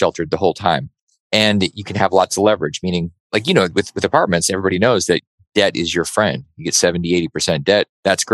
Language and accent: English; Alaska, United States; I grew up in Alaska